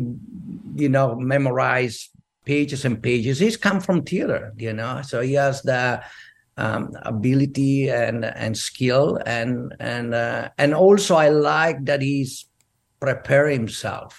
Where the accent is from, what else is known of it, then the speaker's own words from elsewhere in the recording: Verona, Veneto, Italy; English is a second language; moved away as an adult; also born or lived in Venice / Rome; now in United States; I'm from Verona